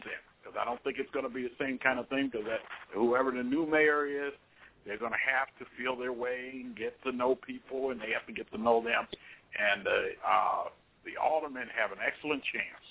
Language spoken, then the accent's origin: English; Cleveland, Ohio, United States; born or raised there; now in Chicago, United States